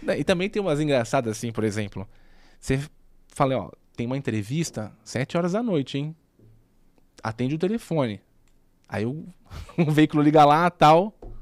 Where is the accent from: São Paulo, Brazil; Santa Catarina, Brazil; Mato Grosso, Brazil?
São Paulo, Brazil; Santos; moved away as an adult; now in São Paulo, Brazil; como eu sou de Santos, era muito mais difícil para mim no sentido que, se você quisesse ter uma carreira, teria que vir para São Paulo